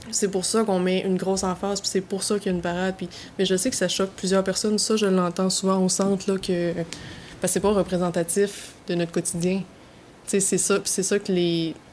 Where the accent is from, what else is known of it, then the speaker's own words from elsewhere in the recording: Quebec, Canada; Puis là, je parle du Québec parce que je suis québécoise